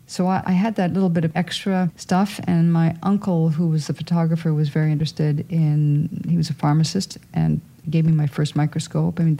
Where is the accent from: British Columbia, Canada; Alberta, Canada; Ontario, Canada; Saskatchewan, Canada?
Ontario, Canada; Sault Ste. Marie; the Bush Plane Museum in my hometown